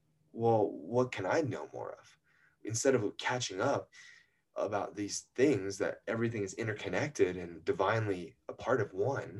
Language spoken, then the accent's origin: English; North Carolina, United States; moved away as an adult; I was born first generation in North Carolina